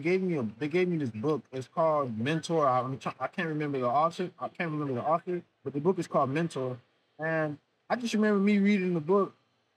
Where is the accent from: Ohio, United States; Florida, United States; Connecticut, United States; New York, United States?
Florida, United States; Miami; I'm from Miami